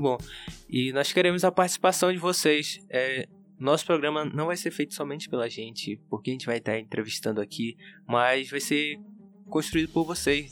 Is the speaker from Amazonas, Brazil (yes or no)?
yes; Amaturá, Amazonas, Brazil; eu sou do município de Amaturá, do interior do Amazonas, sou do povo Cambeba